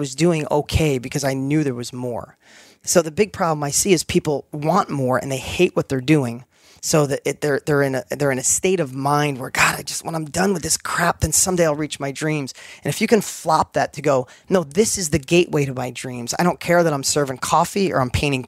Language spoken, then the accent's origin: English; New York, United States; accent: New York; my New York accent was like super heavy. That's where I grew up.